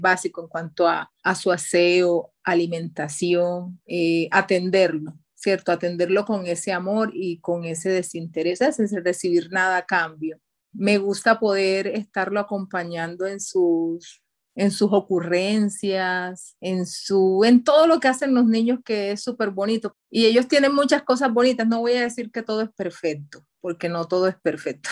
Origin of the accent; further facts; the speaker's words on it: Caribbean coast, Colombia; moved away; de donde yo vengo, de la costa